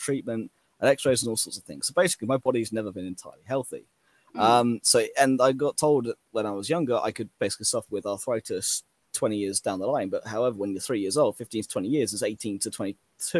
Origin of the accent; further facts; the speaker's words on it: England, United Kingdom; I'm English